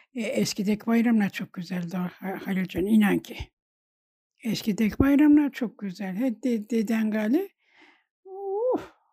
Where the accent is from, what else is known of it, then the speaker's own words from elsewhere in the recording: a village near Gediz, Kütahya, Turkey; now in Gediz, Turkey; ben Kövde büyüdüm